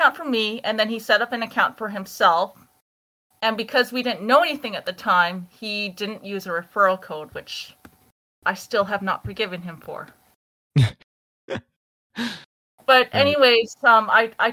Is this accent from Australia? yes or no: no; Canada; we're Canadian